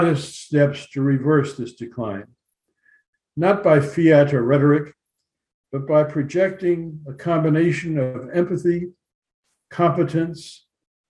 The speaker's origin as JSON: {"language": "English", "region": "California", "country": "United States", "said": "as a Californian"}